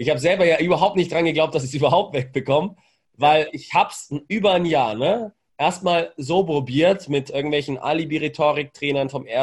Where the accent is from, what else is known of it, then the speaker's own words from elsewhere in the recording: Bavaria, Germany; accent: Franconian; Ich war Franke, fränkischer Dialekt.